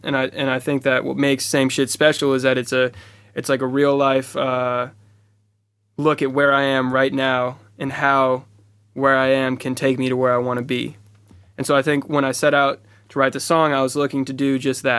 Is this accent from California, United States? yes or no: yes; Oakland, California, United States; I'm from Oakland, California, the Bay Area. It's a place of innovators and creators and rebels and people who have... change the way that we look at culture and we look at music and we look at art in general.